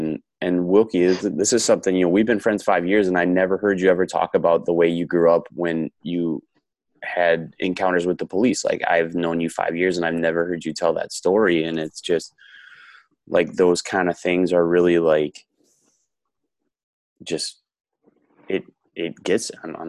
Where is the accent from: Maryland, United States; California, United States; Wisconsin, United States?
Wisconsin, United States; also born or lived in Texas; I moved back home from Texas back to Wisconsin